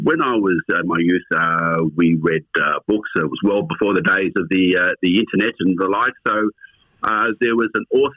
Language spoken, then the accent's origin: English; Melbourne, Victoria, Australia; I was born in Melbourne and had a family of a law background